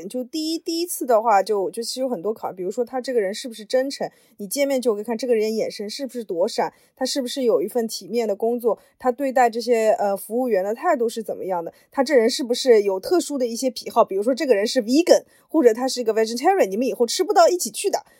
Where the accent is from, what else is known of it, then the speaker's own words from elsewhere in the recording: China; 这个要套话的，一般来说，他们可能会好奇我们中国人，比如说是一个呃，就独生子女嘛。